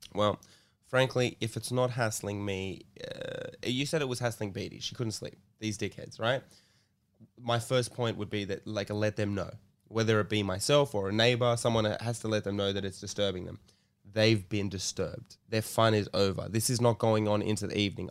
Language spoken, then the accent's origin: English; Sydney, New South Wales, Australia; my hometown Redfern